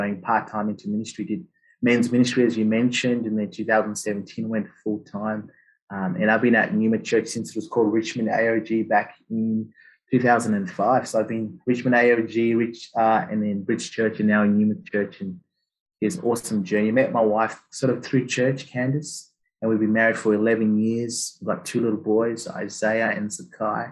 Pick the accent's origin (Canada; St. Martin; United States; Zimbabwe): Zimbabwe; moved away as an adult; now in Australia; did all my schooling in Zim, Southern Africa